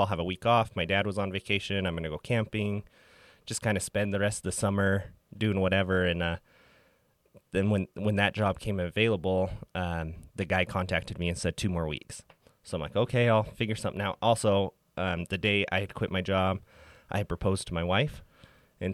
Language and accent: English; Price, Utah, United States; So I was born and raised in Price, Utah, in Carbon County, and I did all my education there.